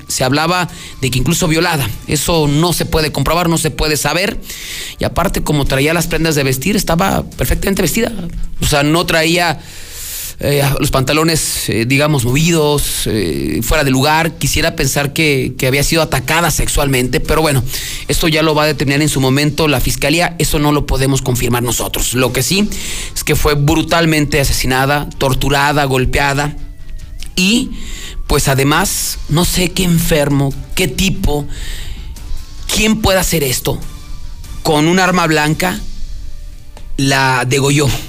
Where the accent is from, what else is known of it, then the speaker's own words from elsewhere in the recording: Aguascalientes, Mexico; nuestro estado